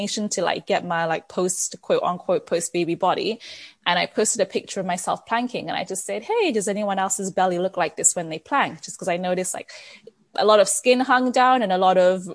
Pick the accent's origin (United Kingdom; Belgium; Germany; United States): United Kingdom; England; moved away as an adult; also born or lived in Nigeria; now in Canada; I was born in Nigeria. I moved to England when I was 5. Because my dad's a doctor and a gynecologist, and he got hired at a hospital in England. I grew up in England, and then I've been in Canada for the last 13 years